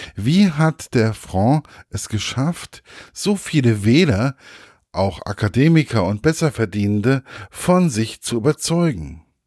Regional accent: Germany; bei uns in Deutschland

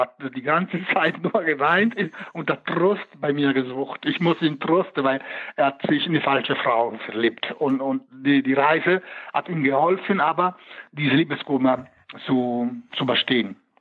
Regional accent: Italy; moved away; als Italiener, ich beherrsche die, die, die, die Sprache

